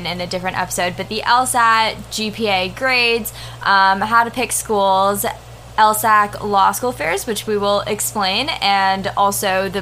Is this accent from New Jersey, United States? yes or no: yes; Fort Lee, New Jersey, United States; I'm from Fort Lee, New Jersey